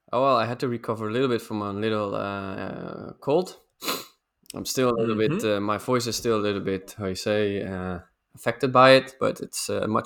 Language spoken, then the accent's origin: English; Netherlands; also born or lived in Sweden; And so we left Sweden and I'm back in the Netherlands again.